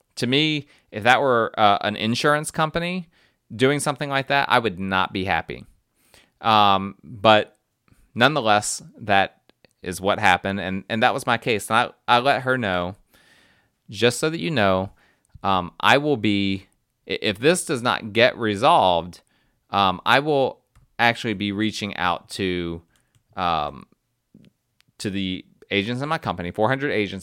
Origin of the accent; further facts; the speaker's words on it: New Jersey, United States; moved away; I'm, I'm from North Jersey, and that North Jersey side comes out sometimes